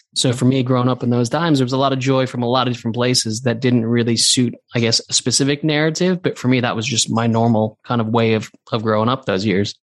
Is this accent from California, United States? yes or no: yes; Santa Monica, California, United States; moved away as an adult; also born or lived in New Zealand; now in London, United Kingdom; I grew up in Santa Monica